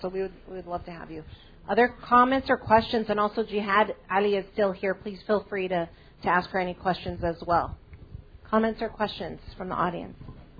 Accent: California, United States; And so when I grew up in California, there wasn't a large community.

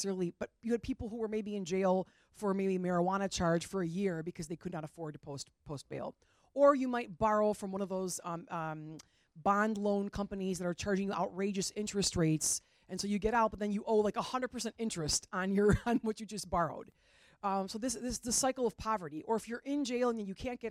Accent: Palos Hills, Illinois, United States; as a person who grew up in the suburbs, I grew up right here in Palos Hills

